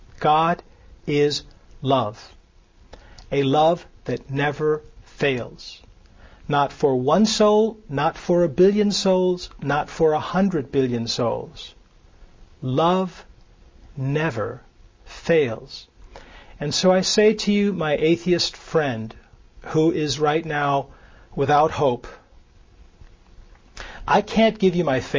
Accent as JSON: {"language": "English", "town": "Nuremberg", "region": "Bavaria", "country": "Germany", "tie": "born there", "said": "I was born in Nuremberg, Germany. My mother was Lutheran. My mother married a military person later when I was 6 or 7, who was Catholic."}